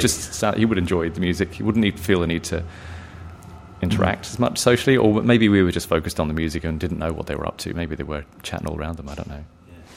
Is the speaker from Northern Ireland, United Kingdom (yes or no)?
no; Luton, East of England, United Kingdom; accent: English; moved away as an adult; also born or lived in Cork, Ireland / Dublin, Ireland; now in Australia; I grew up in Luton, just north of London.